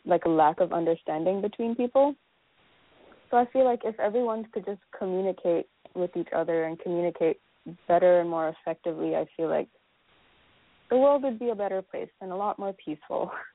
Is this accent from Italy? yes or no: no; Malaysia; moved away as an adult; now in United States; I came directly from Malaysia